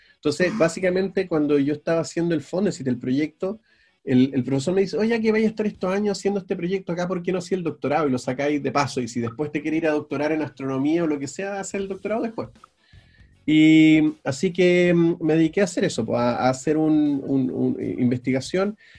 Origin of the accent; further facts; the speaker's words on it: Valdivia, Los Ríos, Chile; also born or lived in Río Bueno, Chile / Belgium; yo soy del sur, yo soy de, yo nací en Valdivia, viví, eh, en, eh, en Río Bueno, sí, en, en un pueblo más chico al sur todavía, eh, los primeros ocho años